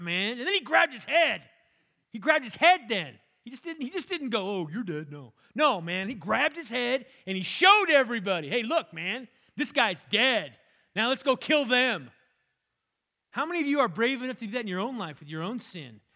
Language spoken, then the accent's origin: English; California, United States; I grew up in California, had an orange tree in the backyard